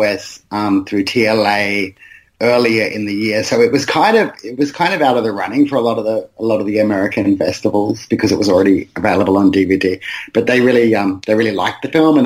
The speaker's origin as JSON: {"language": "English", "town": "Brisbane", "region": "Queensland", "country": "Australia", "tie": "born or raised there", "said": "I grew up in West End in Brisbane, which is a densely migrant area."}